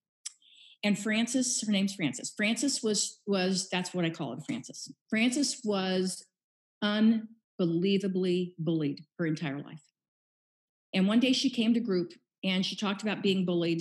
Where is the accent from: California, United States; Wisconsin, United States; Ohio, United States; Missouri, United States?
Missouri, United States; Kansas City; moved away as an adult; also born or lived in San Diego; I was born and raised in Kansas City